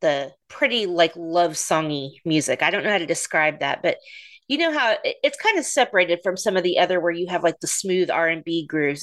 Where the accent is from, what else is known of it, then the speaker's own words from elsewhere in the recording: Oklahoma City, Oklahoma, United States; they're from my hometown